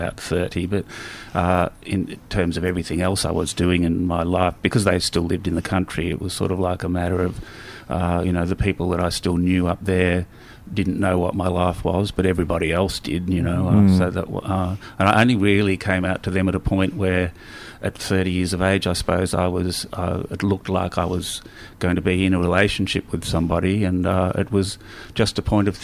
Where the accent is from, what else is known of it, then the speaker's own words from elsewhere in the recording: Wangaratta, Victoria, Australia; also born or lived in Swan Hill; now in Melbourne, Australia; I grew up in Wangaratta, as I said, country Victoria